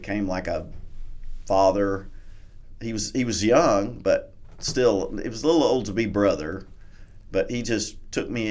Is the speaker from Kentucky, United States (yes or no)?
yes; Kentucky, United States; I'm from Kentucky